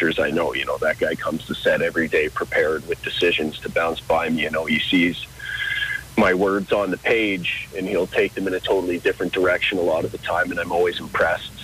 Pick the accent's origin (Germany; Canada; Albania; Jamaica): Canada; Listowel, Ontario; who I grew up with in Listowel and played with in Listowel